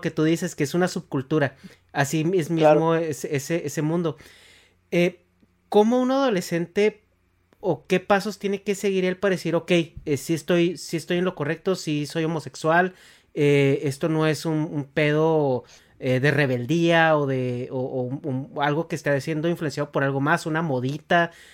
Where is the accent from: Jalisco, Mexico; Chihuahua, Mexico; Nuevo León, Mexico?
Chihuahua, Mexico; yo soy de Chihuahua